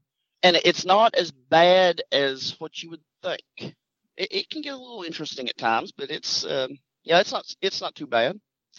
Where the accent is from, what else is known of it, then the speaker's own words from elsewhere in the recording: Kentucky, United States; accent: southern; The easiest way is about halfway between Lexington and the West Virginia line.